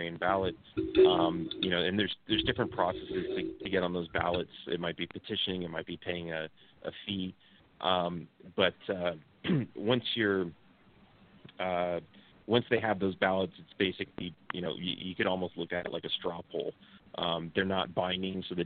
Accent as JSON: {"language": "English", "region": "California", "country": "United States", "tie": "born or raised there", "also_born_or_lived": "Texas", "moved": "as an adult", "lives_now": "Mexico", "said": "I was born in California. I identify as a Texan"}